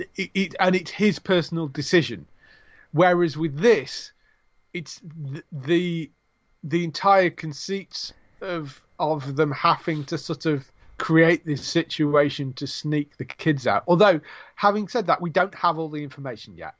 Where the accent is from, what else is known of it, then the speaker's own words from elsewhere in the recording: England, United Kingdom; I'm British